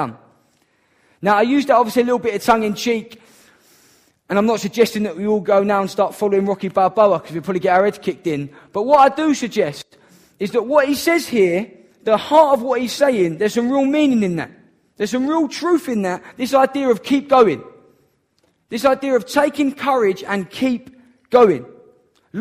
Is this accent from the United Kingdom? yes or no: yes; Downham, United Kingdom; I'm from Downham.